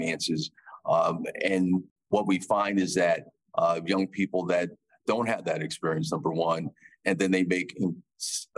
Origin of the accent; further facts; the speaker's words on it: Bridgeport, Connecticut, United States; I'm from Bridgeport, Connecticut